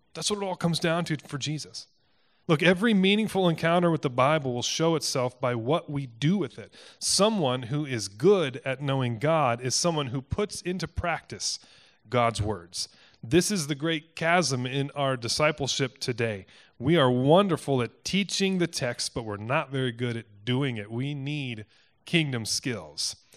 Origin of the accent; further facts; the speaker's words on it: Cedar Rapids, Iowa, United States; moved away as an adult; I grew up in Cedar Rapids. It's where my family's from.